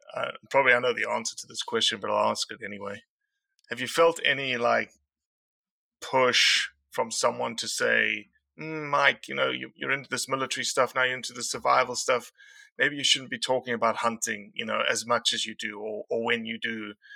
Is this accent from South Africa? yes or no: yes; South Africa; moved away as an adult; now in United States; I came from South Africa